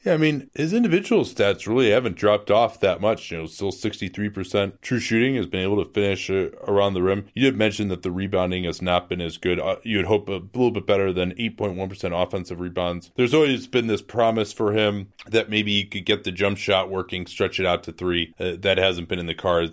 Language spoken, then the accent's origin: English; Chicago, Illinois, United States; The city of Chicago, my hometown